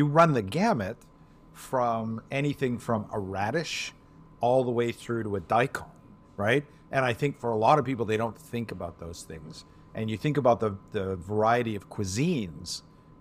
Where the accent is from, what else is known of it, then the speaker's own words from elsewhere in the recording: Scotland, United Kingdom; I'm Scottish